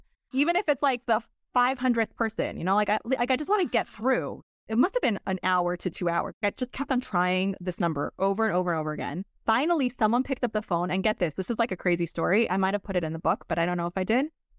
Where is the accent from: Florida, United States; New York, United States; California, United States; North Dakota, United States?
New York, United States; Monsey; So I grew up in New York, in Muncie, New York, the youngest of five kids.